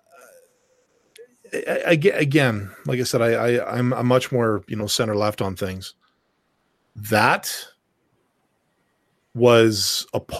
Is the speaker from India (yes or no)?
no; Canada